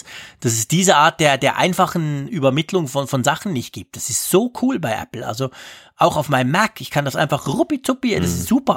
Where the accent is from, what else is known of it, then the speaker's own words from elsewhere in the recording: Switzerland; bei uns in der Schweiz